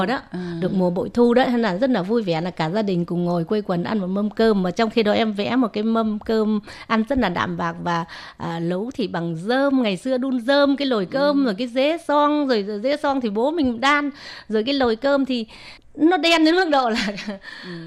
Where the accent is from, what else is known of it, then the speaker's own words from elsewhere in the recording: Vietnam; now in Taiwan; mình là người Việt Nam